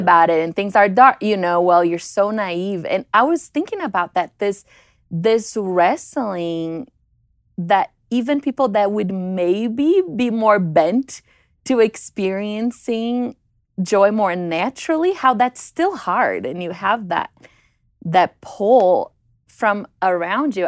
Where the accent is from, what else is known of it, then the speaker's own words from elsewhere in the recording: Brazil; moved away; growing up in Brazil